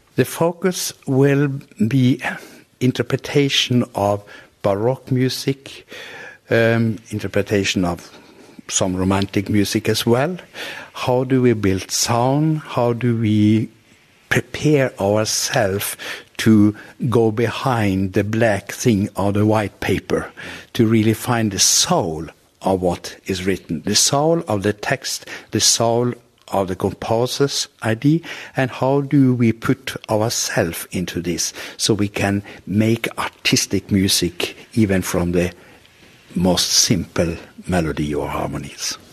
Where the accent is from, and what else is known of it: Norway